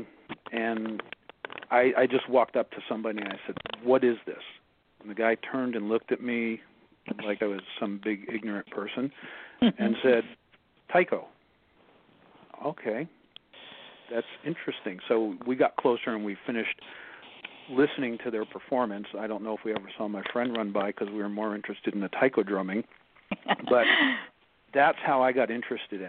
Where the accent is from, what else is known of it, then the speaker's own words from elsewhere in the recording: New Jersey, United States; now in California, United States; I was born and raised in New Jersey